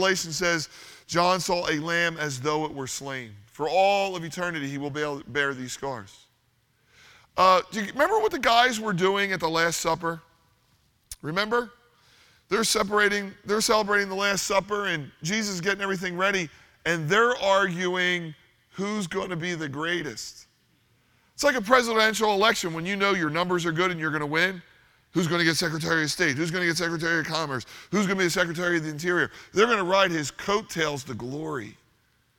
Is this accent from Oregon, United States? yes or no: no; Philadelphia, Pennsylvania, United States; we're from Philadelphia